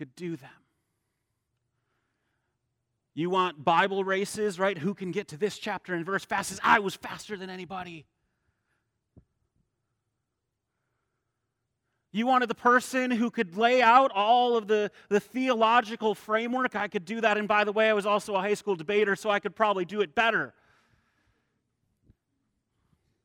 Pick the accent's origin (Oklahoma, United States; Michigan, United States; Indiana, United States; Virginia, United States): Michigan, United States; Holland; I grew up here in Holland